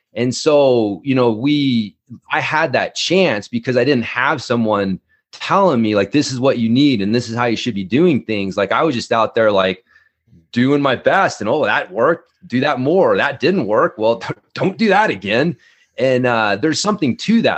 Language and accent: English; Ardmore, Oklahoma, United States; also born or lived in North Texas; now in Fruita, United States; I was born in, uh, Ardmore, Oklahoma. I spent a lot of my life in the, you know, the South, Oklahoma, uh, you know, North Texas